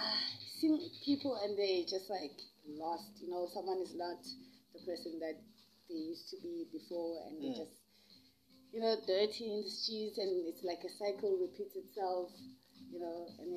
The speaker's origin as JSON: {"language": "English", "town": "Soweto", "region": "Gauteng", "country": "South Africa", "tie": "born there", "said": "I was born in Soweto."}